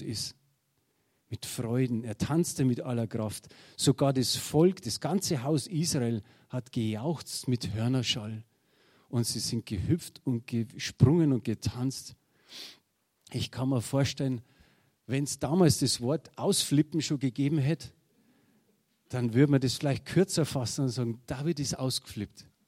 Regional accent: Germany; wir sind halt Deutsche

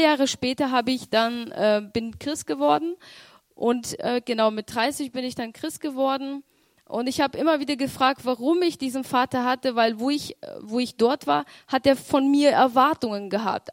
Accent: Romania; ich bin in Rumänien geboren

